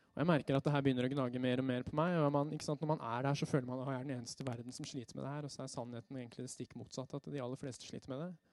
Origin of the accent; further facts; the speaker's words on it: Røyse, Buskerud, Norway; ungdomsgruppe hjemme på Røyse der hvor jeg er fra